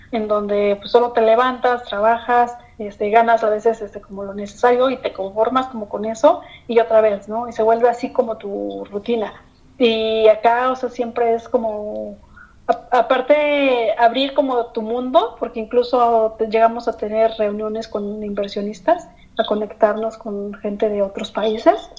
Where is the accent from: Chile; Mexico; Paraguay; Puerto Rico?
Mexico; crecí en México